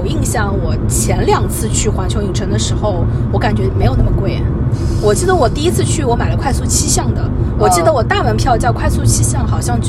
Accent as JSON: {"language": "Chinese", "region": "Shanghai", "country": "China", "said": "日本很多菜，我觉得我们上海人口味还可以啊，"}